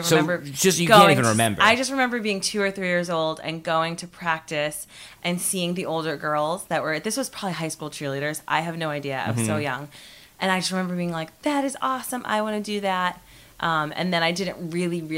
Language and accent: English; New England, United States; I am from New England